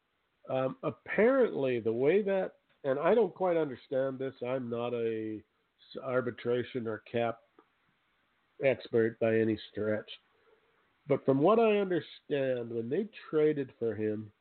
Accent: Canada; I'm just a poor farm boy from Canada

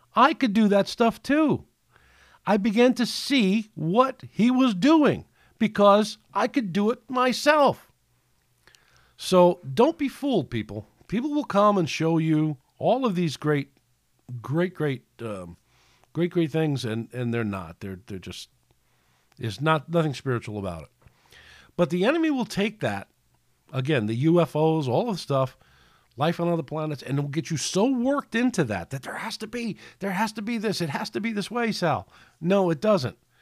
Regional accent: New York City, New York, United States; we grew up in New York City

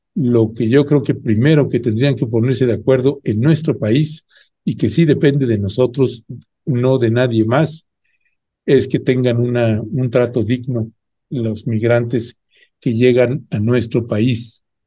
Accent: San Cristóbal de las Casas, Chiapas, Mexico; Estás en mi tierra

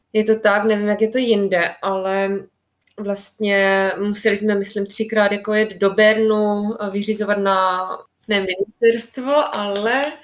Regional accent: Czechia; moved away as an adult; now in Switzerland; z vesnice z Česka, odkud pocházím

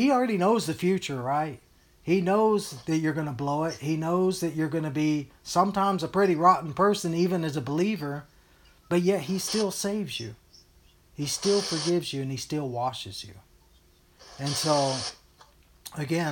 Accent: Texas, United States; moved away; also born or lived in Hawaii / Colorado / Utah; I was born and brought up in Texas and stuff. I think it's obvious by the way I talk

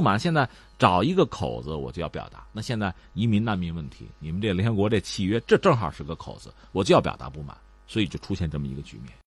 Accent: China; 我们中国人

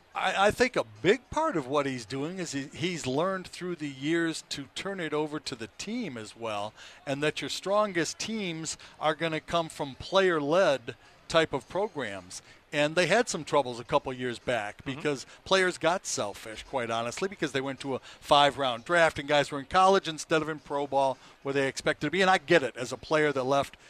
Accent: Detroit, Michigan, United States; also born or lived in Boca Raton, Florida; now in North Carolina, United States; Al Kaline was my idol growing up in Detroit

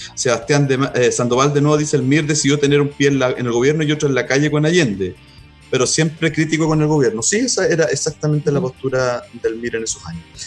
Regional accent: Concepción, Biobío, Chile; yo también soy penquista

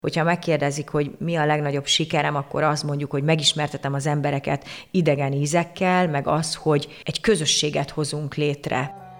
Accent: Székesfehérvár, Fejér, Hungary; moved away as an adult; also born or lived in Budapest / Tuscany, Italy; Székesfehérvári vagyok, itt, itt születtem, itt, itt jártam gimnáziumban, gimnáziumban, főiskolára, tehát tulajdonképpen itt, itt töltöttem 35 évemet

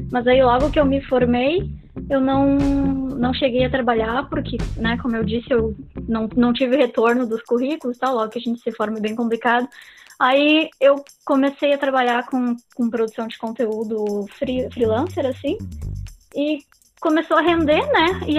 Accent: Santa Maria, Rio Grande do Sul, Brazil; Na verdade, eu, eu sou daqui mesmo, né? Natural de Santa Maria. Aí fiz faculdade aqui na UFSM, na Universidade Federal

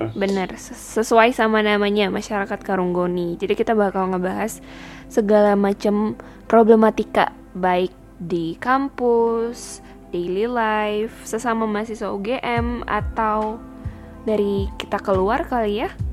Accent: Medan, North Sumatra, Indonesia; moved away as an adult; aku sebagai orang yang born and raised di Sumatera

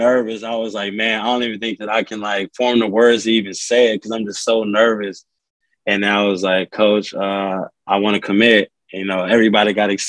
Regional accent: Rowlett, Texas, United States; I'm from Rowlett

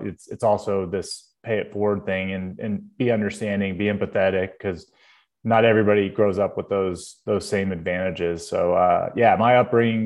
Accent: Louisville, Kentucky, United States; I grew up in Louisville, Kentucky

